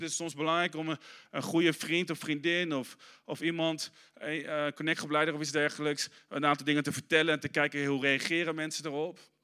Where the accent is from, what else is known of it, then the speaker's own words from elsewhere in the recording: Arnhem, Gelderland, Netherlands; moved away; toen ik in Arnhem opgroeide